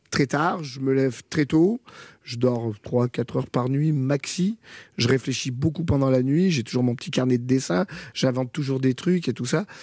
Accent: France; Et, puis finalement, je suis jamais allé travailler là-bas parce que je suis français.

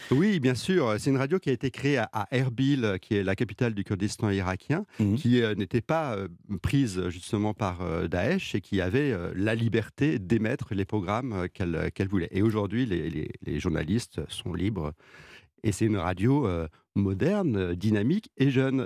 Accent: France; moi le français

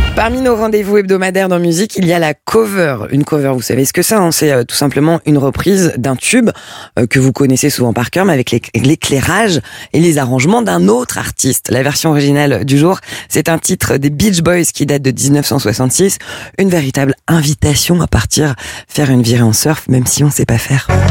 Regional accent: France; du côté de chez nous, en France

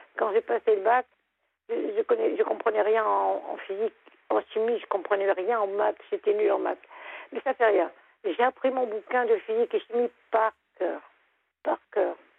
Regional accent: Lorraine, Grand Est, France; moved away as an adult; now in Lorient, France; je suis Lorraine. J'habitais à côté de Nancy. Mais j'ai émigré pour avoir la mer.

